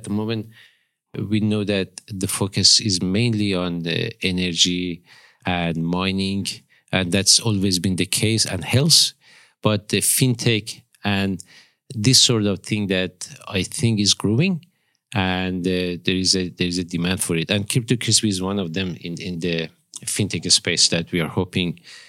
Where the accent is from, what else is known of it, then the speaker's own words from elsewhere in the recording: northeast Iran, Iran; born there; English is a second language; moved away as an adult; also born or lived in Tehran; Actually, I was born in Iran.